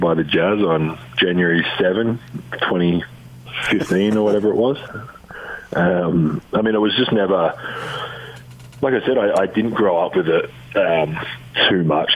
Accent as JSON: {"language": "English", "town": "Adelaide", "region": "South Australia", "country": "Australia", "tie": "born or raised there", "moved": "as an adult", "said": "the Adelaide 36ers, my hometown team."}